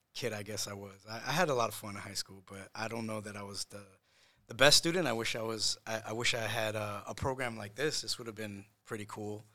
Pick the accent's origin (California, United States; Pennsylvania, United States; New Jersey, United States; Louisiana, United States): New Jersey, United States; Matawan; moved away as an adult; also born or lived in Puerto Rico / New York; I grew up here in, uh, in Monmouth County, in, in, in Mattawan